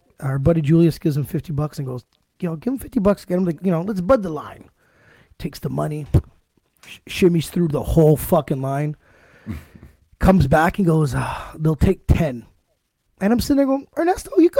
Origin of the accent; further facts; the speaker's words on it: Ottawa, Ontario, Canada; my city, Ottawa